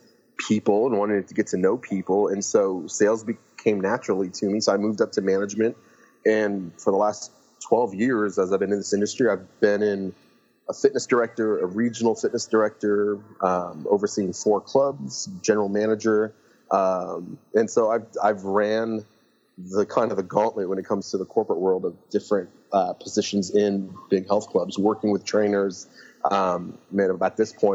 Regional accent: San Luis Obispo, California, United States; also born or lived in Lebanon; we moved to California, and I grew up in a town called San Luis Obispo

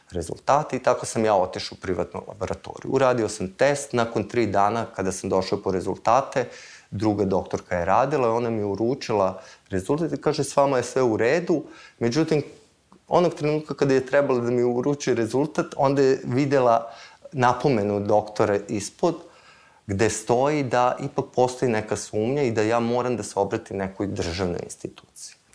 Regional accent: Vršac, Vojvodina, Serbia; s jedne strane nisam iz Beograda, iz Vršca sam, s druge strane nisam student.

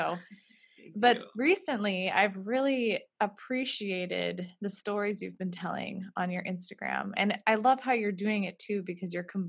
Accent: Fargo, North Dakota, United States; moved away; we both grew up here a little bit different times

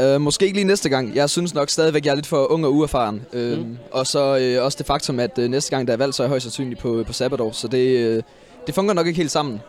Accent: Aarhus, Central Denmark Region, Denmark; min gruppe Gallerne hjemme i Aarhus

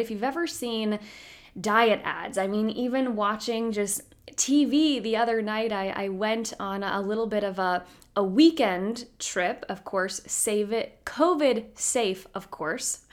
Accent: Roanoke, Virginia, United States; now in Washington, D.C. area, United States; I'm from the Roanoke area originally, so not too far there from Lynchburg, but now I'm in the, the DC area

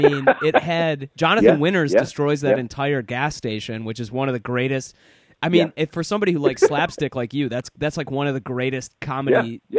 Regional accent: United Kingdom; Yeah, as a British person, being in Los Angeles is like it's like being on another planet.

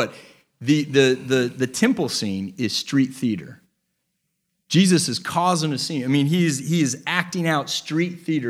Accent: Texas, United States; And I'm from Texas.

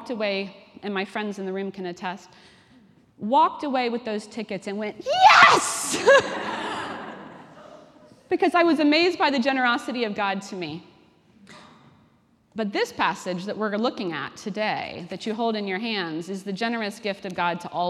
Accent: Washington, District of Columbia, United States; moved away as an adult; now in Cambridge, United Kingdom; I'm originally from Washington, D.C.

